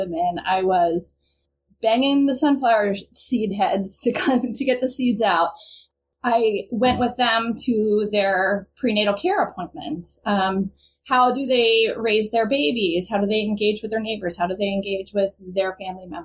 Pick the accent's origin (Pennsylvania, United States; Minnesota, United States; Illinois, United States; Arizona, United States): Pennsylvania, United States; Bucks County, outside Philadelphia; I'm originally from the northern suburbs outside of Philadelphia. So it's called Bucks County